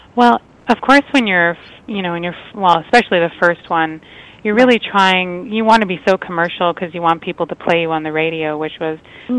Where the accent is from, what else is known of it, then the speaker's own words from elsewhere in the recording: Toronto, Ontario, Canada; the venue is right in my hometown